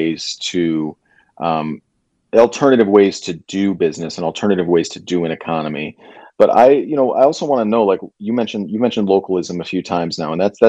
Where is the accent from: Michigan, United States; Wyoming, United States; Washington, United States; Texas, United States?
Michigan, United States; moved away; I'm originally from Michigan